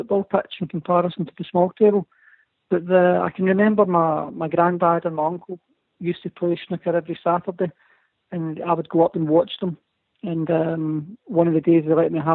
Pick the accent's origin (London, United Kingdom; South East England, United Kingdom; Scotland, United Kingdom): Scotland, United Kingdom; being Scottish